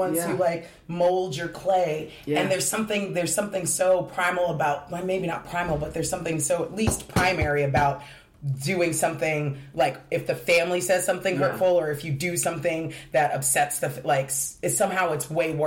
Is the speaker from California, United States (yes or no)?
yes; Diamond Bar, California, United States; moved away; I grew up in a town, a city called Diamond Bar, California.